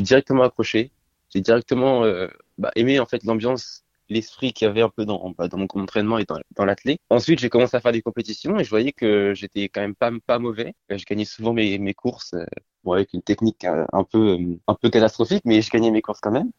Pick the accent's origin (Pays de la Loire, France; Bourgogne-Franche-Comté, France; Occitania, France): Pays de la Loire, France; Nantes; also born or lived in Brest; Je suis né à Brest et euh, je suis venu à Nantes